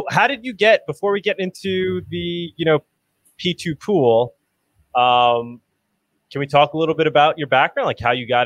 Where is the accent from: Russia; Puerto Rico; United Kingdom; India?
Russia; I'm from Russia.